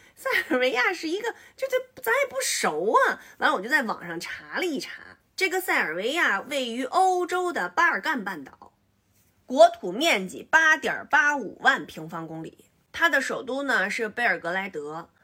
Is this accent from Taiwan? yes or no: no; China; 我们中国人